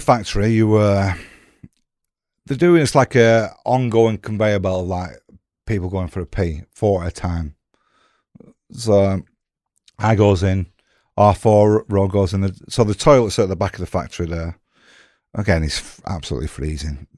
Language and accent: English; Blackburn, North West England, United Kingdom